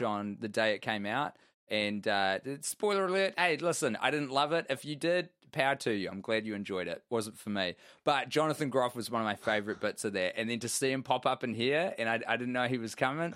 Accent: New Zealand; I'm a New Zealander

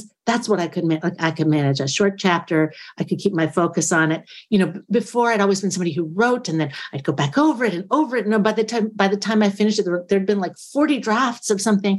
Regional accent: United States; I'm an American person

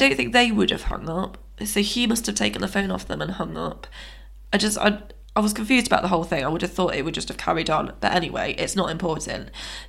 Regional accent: United Kingdom; Why? We're from Britain. We're part of this.

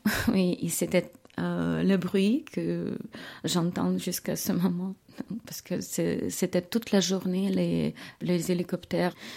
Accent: Kyiv, Ukraine; French is a second language; moved away as an adult; now in Switzerland; Je viens de Kiev.

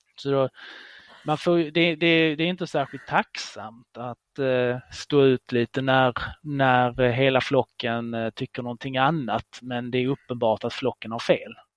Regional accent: Israel; now in Sweden; det är mitt landet där jag är född i, Israel

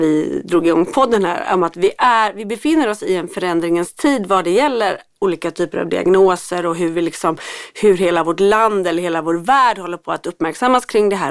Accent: Gothenburg, Västra Götaland, Sweden; i Göteborg där jag kommer ifrån

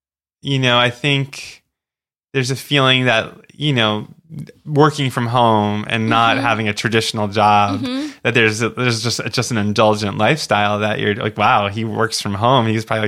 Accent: Oceanside, New York, United States; also born or lived in Florida; because I grew up on Long Island in a town called Oceanside, which is a small town. And we lived near the garbage dump and we could smell the dump.

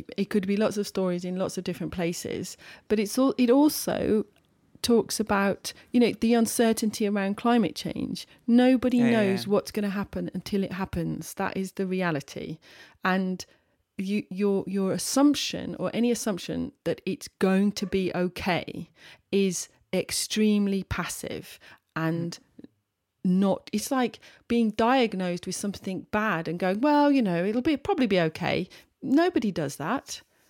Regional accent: Birmingham, West Midlands, United Kingdom; born there; Oh, by the way, I was born in Birmingham.

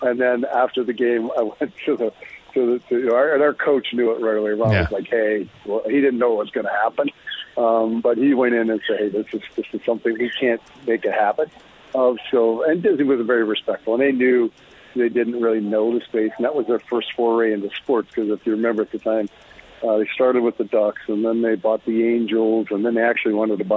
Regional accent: Bow Island, Alberta, Canada; born or raised there

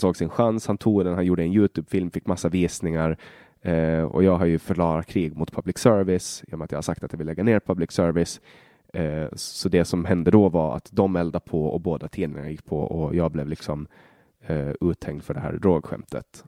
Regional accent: Sweden; från där jag kommer ifrån

